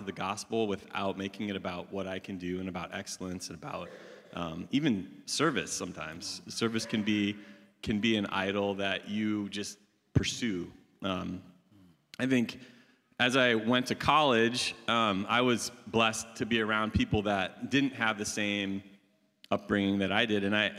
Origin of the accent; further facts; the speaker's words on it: Iowa, United States; I was raised in Iowa, Northwest Iowa, which is an ag-focused, agricultural state, as many of you know.